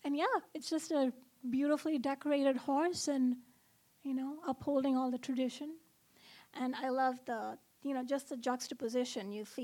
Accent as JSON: {"language": "English", "country": "Oman", "tie": "born or raised there", "said": "So I grew up in Oman, which is a country in the Middle East. It's about 3 hours from Dubai."}